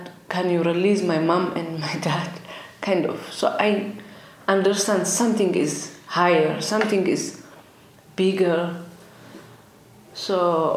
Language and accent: English; Asmara, Eritrea; moved away; I came from Eritrea, East Africa. I was born in Asmara, capital city of Eritrea